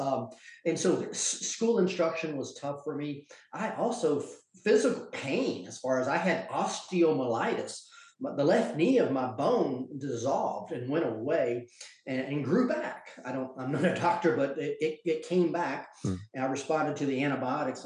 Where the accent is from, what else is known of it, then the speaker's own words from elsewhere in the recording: Georgia, United States; also born or lived in South Carolina; I grew up in Georgia and South Carolina, and it was a ordinary childhood, kind of in the countryside